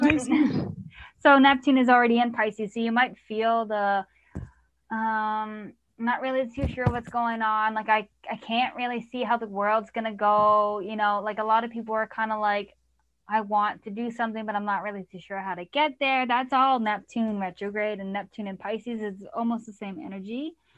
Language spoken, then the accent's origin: English; Canada; I'm Canadian